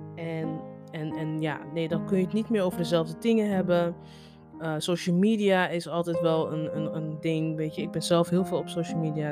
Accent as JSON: {"language": "Dutch", "country": "Netherlands", "tie": "born or raised there", "said": "Kijk, ik ben ook Nigeriaans. Alleen ik ben in Nederland opgegroeid."}